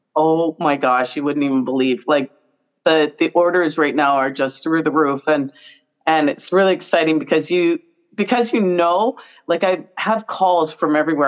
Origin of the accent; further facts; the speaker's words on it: Brantford, Ontario, Canada; I'm from Brantford. So as a kid, my parents used to take us down to the Brantford Farmers mm-hmm. Market